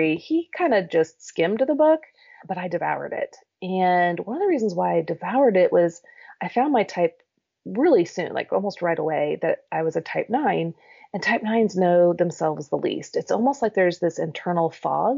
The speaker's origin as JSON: {"language": "English", "town": "Kansas City", "country": "United States", "tie": "born or raised there", "also_born_or_lived": "Lawrence, Kansas / Normal, Illinois / St. Louis, Missouri", "moved": "as an adult", "lives_now": "Nashville, United States", "said": "I grew up in Kansas City"}